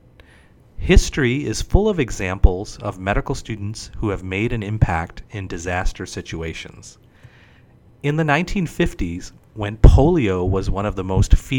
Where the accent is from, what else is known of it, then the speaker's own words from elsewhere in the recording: Detroit, Michigan, United States; moved away as an adult; now in Houston, United States; Growing up in Detroit, Michigan, I still remember as a child watching the news